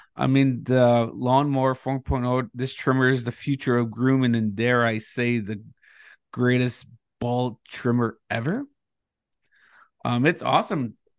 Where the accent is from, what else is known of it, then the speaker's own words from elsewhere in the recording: Thunder Bay, Ontario, Canada; moved away; I grew up in Thunder Bay